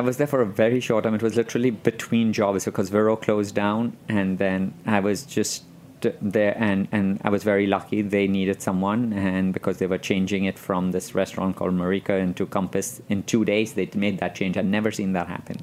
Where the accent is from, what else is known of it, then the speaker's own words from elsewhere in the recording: Mumbai, Maharashtra, India; moved away as an adult; now in New York, United States; I grew up in Bombay, but I am Persian